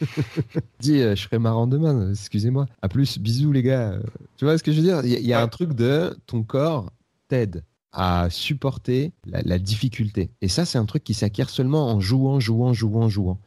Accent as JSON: {"language": "French", "area": "Seine-Saint-Denis", "region": "Île-de-France", "country": "France", "tie": "born or raised there", "also_born_or_lived": "Bobigny / Aubervilliers / La Courneuve", "said": "Je suis né à, je euh, en Seine-Saint-Denis. Mais c'est pas très important, hein, mais bon, je... En fait, j'ai fait toute ma vie en Seine-Saint-Denis entre euh, Bobigny, Aubervilliers et La Courneuve."}